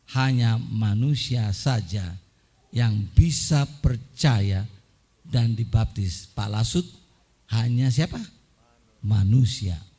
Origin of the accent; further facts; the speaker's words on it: Surabaya, East Java, Indonesia; now in Washington, D.C., United States; Saya dibesarkan di Surabaya.